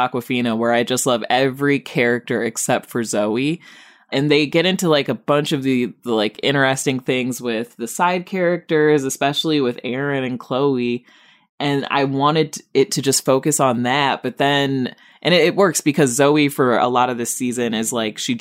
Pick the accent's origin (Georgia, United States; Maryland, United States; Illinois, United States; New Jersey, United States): Illinois, United States; Rockford; my hometown of Rockford